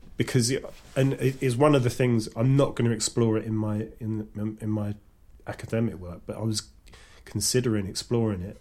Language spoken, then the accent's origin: English; London, United Kingdom; I was brought up in East London with mostly white working class kids